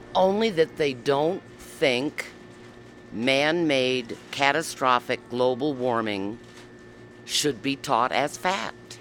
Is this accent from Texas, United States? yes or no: no; Wyoming, United States; I grew up in Wyoming